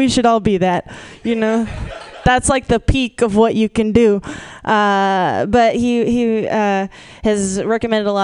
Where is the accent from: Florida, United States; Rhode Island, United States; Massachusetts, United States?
Massachusetts, United States; moved away; I'm from Massachusetts originally.